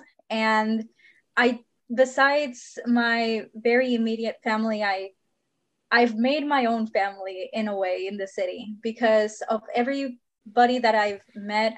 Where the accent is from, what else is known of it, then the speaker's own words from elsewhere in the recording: Houston, Texas, United States; also born or lived in Monterrey, Nuevo León, Mexico; I just found myself in Houston with an expired visa.